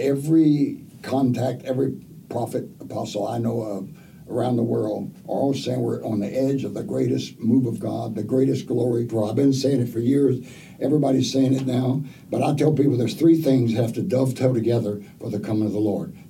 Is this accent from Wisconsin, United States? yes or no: no; Oklahoma, United States; I was raised in Oklahoma